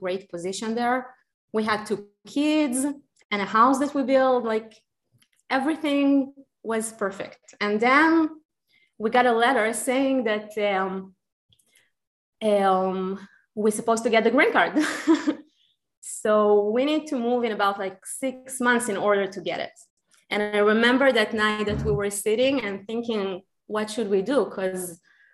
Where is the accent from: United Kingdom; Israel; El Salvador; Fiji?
Israel; English is a second language; moved away as an adult; also born or lived in Ukraine; now in Austin, United States; I grew up in Israel and I had a really, really amazing childhood there